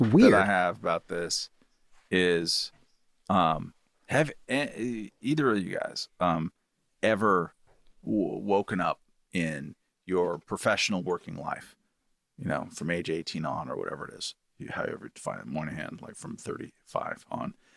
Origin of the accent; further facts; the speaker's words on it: California, United States; proud of being a Californian